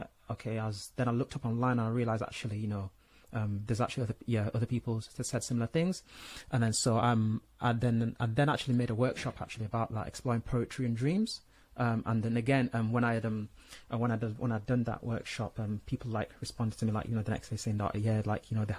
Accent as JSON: {"language": "English", "town": "Leeds", "region": "Yorkshire and the Humber", "country": "United Kingdom", "tie": "born or raised there", "also_born_or_lived": "Nigeria / Saudi Arabia", "said": "being born in Nigeria, growing up in Saudi, and then, you know, mainly growing up in, you know, Leeds, West Yorkshire"}